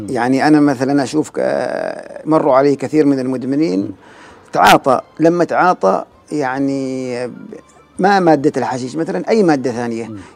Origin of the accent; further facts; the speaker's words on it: Oman; وشافني انا مثلا ما من البلد هذه انا يعني من من عمان فحس مني بالامان